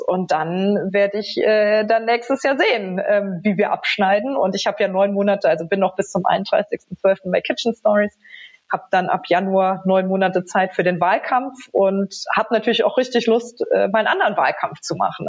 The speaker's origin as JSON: {"language": "German", "town": "Trier", "region": "Rhineland-Palatinate", "country": "Germany", "tie": "born or raised there", "said": "als junge Studentin in Trier, meiner Heimatstadt"}